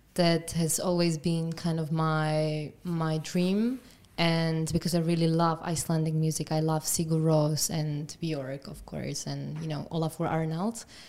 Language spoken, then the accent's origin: English; Trenčín, Trenčín Region, Slovakia; I'm from Trenčín